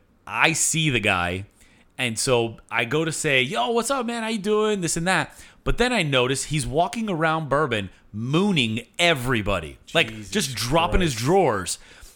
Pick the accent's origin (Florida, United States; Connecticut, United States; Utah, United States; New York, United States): Florida, United States; Miami; We say we're from Miami.